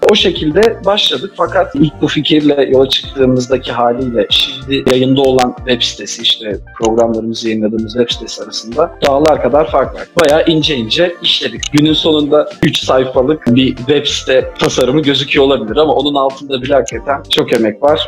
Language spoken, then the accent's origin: Turkish; Ankara, Turkey; moved away as an adult; now in Brussels, Belgium; ben buna alışkınım tabii Ankaralı olarak. Yani doğma büyüme